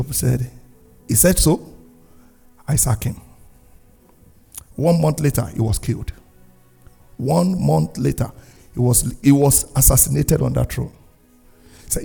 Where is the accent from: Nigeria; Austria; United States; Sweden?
Nigeria; moved away as an adult; now in Canada; my home country, Nigeria